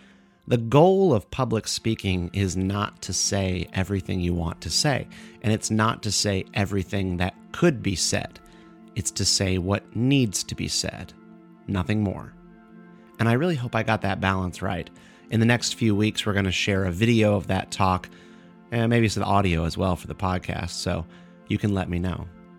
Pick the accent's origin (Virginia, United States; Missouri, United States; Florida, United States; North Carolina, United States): North Carolina, United States; Durham; moved away; I was just in Durham, North Carolina for North Carolina Comic-Con. That's my hometown.